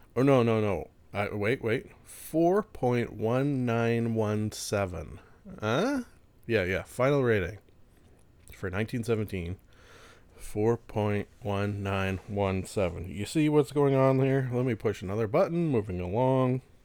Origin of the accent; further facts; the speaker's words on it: Canada; being a Canadian